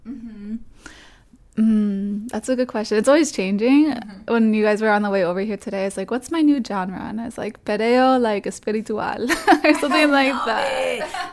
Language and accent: English; Springfield, Massachusetts, United States; also born or lived in Boston, Massachusetts; I grew up in Massachusetts my whole life until I went to college in Boston